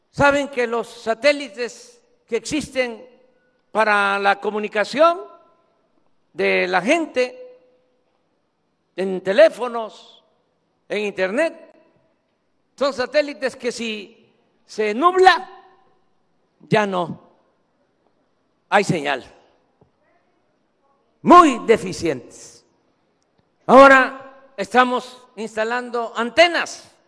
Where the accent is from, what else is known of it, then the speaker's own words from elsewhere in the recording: Mexico; soy el mexicano que más conoce todos los municipios de México, todos.